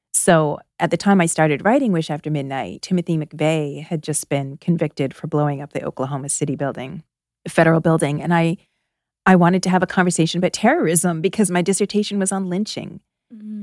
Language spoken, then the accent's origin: English; outside of Toronto, Ontario, Canada; moved away as an adult; now in Philadelphia, United States; I spent my first 21 years in Canada. I'm Canadian. I grew up outside of Toronto.